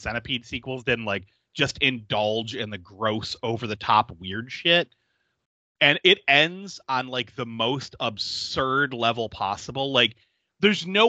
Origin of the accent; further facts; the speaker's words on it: Niagara Falls, New York, United States; I remember riding my bike up Buffalo Ave as a kid